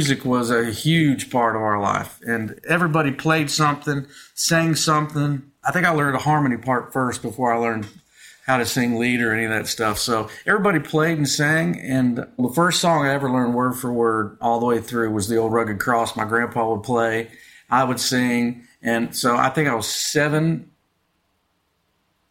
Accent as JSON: {"language": "English", "town": "Westerville", "region": "Ohio", "country": "United States", "tie": "born or raised there", "said": "I grew up in Westerville, Ohio, just outside of Columbus."}